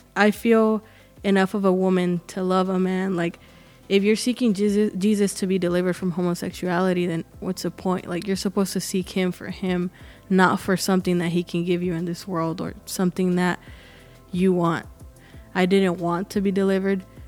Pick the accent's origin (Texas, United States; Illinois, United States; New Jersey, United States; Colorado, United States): Texas, United States; Arlington; I'm from Arlington. It's, uh, here near Dallas, and I was born and raised here